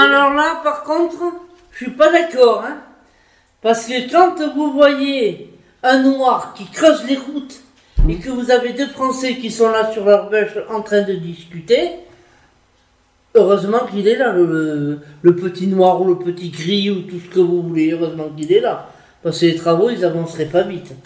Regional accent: France; je suis française, ok. Je m'estime 100% française

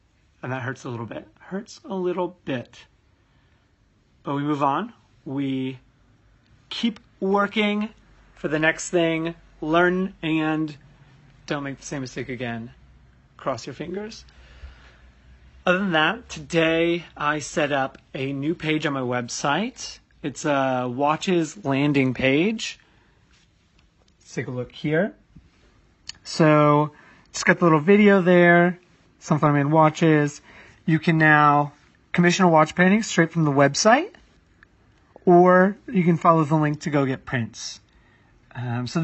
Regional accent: United States; now in London, United Kingdom; as an American

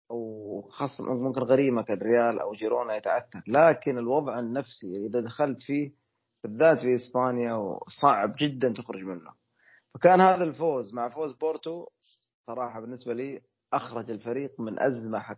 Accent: Saudi Arabia; خلينا نبارك لنا احنا كسعوديين اولا وللقياده وللحكومه وللجميع فوزنا باستضافه اكسبو

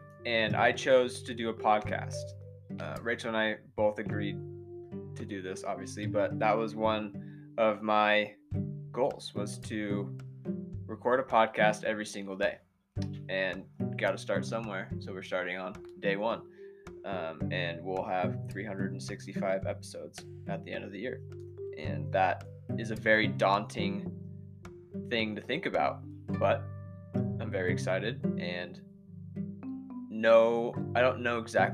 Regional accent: Idaho, United States; born and raised in Idaho

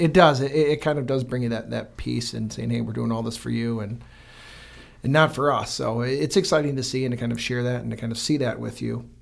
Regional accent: Fenton, Michigan, United States; also born or lived in Brighton; born and raised in Fenton

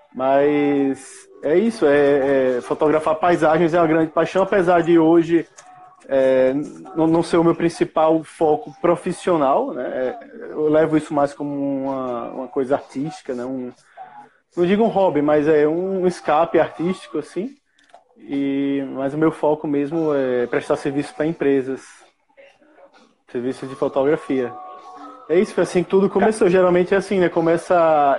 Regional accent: Maceió, Alagoas, Brazil; Sou de Maceió

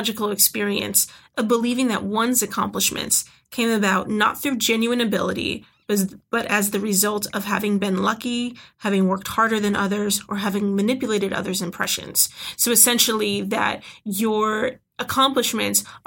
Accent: Chicago, Illinois, United States; moved away as an adult; also born or lived in Oregon; I'm originally from the Chicagoland area

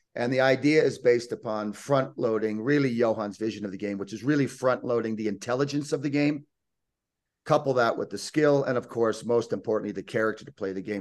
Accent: United States; moved away as an adult; also born or lived in Lake Tahoe, California; now in Sitges, Spain; I'm born and raised in the United States

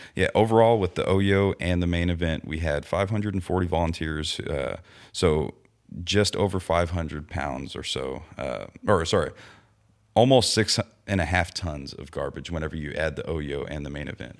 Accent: Victoria, Texas, United States; moved away; also born or lived in Cuero, Texas; I grew up in the Victoria area, you know, Cuero, Victoria, all that stuff, and that's right on the Guadalupe River.

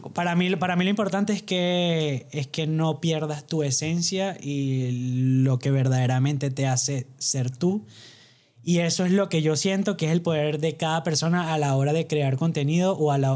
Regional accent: Barquisimeto, Lara, Venezuela; somos de pueblo, no nos pidan mucho. Somos este barquisimeto de Venezuela

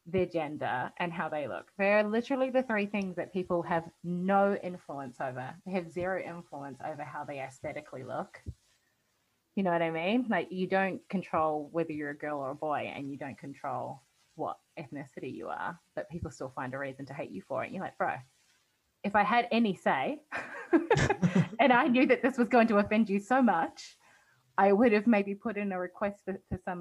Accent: New Zealand; now in Australia; I'm not a citizen here in Australia, and I'm from New Zealand and I haven't been here for 10 years

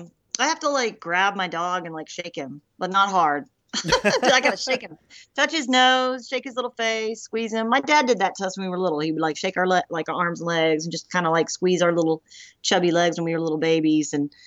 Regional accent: Memphis, Tennessee, United States; born there; also born or lived in Eagle Pass, Texas / Durant, Oklahoma / Coffeyville, Kansas; When I was born in Memphis, Tennessee. So I moved around a lot, was never able to actually stay somewhere and stay grounded

